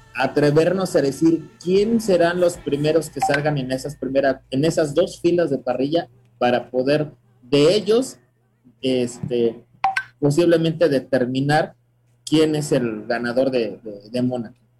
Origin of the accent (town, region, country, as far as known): Mexico